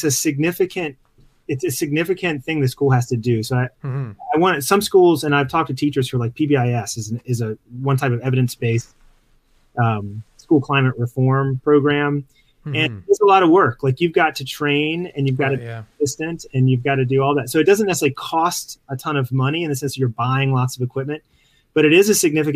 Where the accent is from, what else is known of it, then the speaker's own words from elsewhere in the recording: Mississippi Gulf Coast, United States; moved away; I grew up in on the Mississippi Gulf Coast